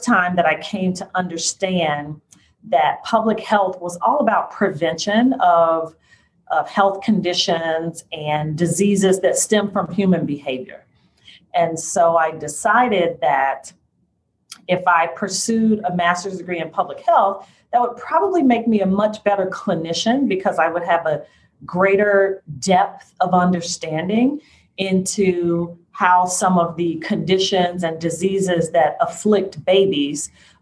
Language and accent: English; Chicago, Illinois, United States; I was born and raised here in Chicago. I am a native Chicagoan